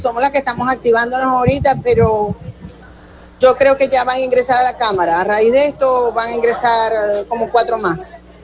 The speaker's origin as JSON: {"language": "Spanish", "region": "Zulia", "country": "Venezuela"}